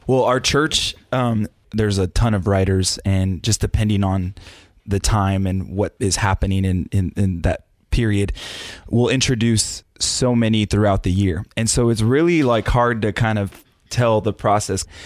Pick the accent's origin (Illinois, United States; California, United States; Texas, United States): Texas, United States; San Antonio; Grew up in South Texas, in my hometown of San Antonio